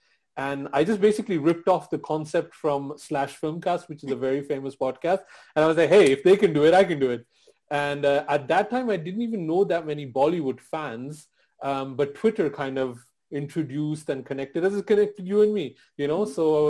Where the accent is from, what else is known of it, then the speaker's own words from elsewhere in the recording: Belgium; moved away; I grew up in Belgium, which is a tiny hub. There's not a lot of South Asians there.